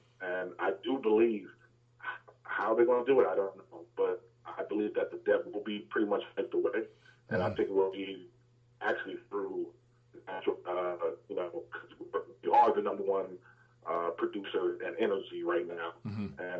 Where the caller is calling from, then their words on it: Atlanta, Georgia, United States; calling from Atlanta, Georgia.